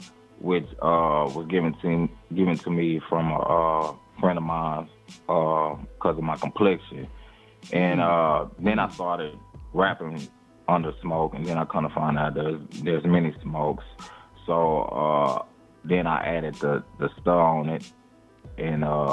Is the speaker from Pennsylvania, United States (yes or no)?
no; Temple, Texas, United States; my hometown, Temple, Texas